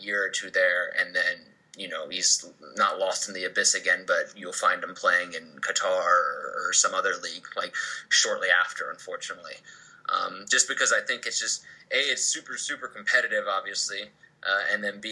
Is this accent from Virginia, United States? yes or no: yes; Roanoke, Virginia, United States; moved away as an adult; I grew up in Roanoke, Virginia.